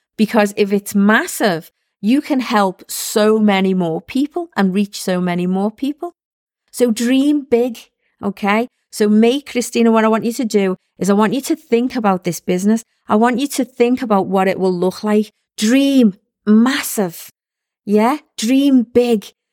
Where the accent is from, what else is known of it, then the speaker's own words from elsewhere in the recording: Liverpool, North West England, United Kingdom; I was one of six kids growing up in Liverpool